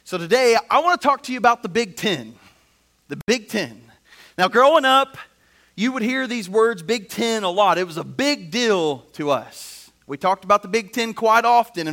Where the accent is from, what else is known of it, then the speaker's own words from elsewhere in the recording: Indiana, United States; moved away; I grew up in Indiana